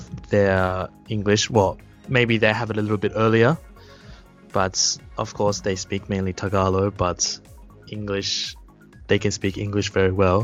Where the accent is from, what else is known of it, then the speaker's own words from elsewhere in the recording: Australia; also born or lived in Kitami, Japan; now in Japan; I'm from Australia, so don't be scared or shocked if my pronunciation is different.